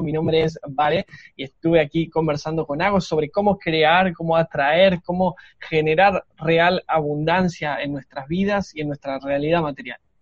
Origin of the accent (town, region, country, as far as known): Argentina